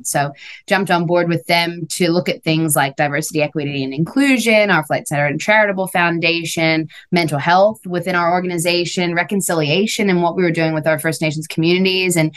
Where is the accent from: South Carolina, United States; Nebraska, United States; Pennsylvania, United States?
Pennsylvania, United States; Philadelphia; moved away as an adult; now in Australia; I'm from Philadelphia, actually, and I was just back there, which was really nice. But grew up in a suburb just outside of Philadelphia